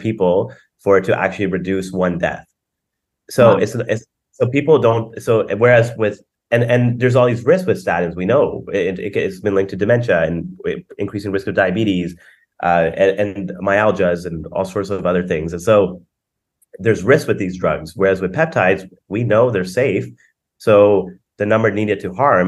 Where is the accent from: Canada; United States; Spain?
Canada; I'm from Canada